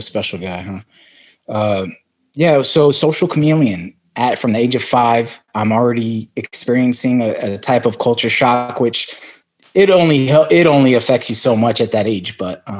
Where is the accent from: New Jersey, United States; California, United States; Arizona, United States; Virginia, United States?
Arizona, United States; also born or lived in Brooklyn, New York / Amarillo, Texas; And so I was born in Brooklyn, New York. When I was five, I have one older sister. My parents, we moved to Arizona.